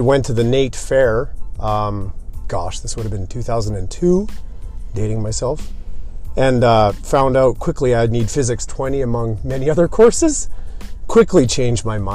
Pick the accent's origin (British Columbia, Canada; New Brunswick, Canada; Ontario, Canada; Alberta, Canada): Alberta, Canada; St. Albert; I actually grew up in St. Albert, similar to Tom Chisholm, born and raised there